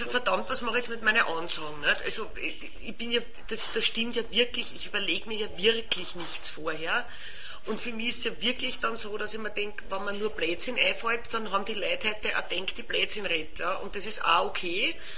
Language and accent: German; Lower Austria / Vienna, Austria; accent: mix of Viennese and Lower Austrian dialect; mein Dialekt ist ja auch, auch wenn man es nicht gleich hört, aber meine Wiener Kollegen hören es dann manchmal auch ein Mischkulanz teilweise, wo mir niederösterreichische äh, Wörter einfallen